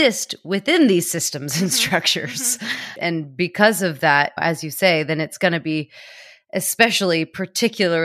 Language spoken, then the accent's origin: English; United States; an American